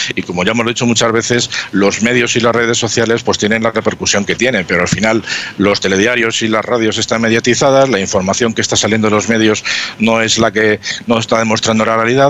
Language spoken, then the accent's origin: Spanish; Spain; somos los españoles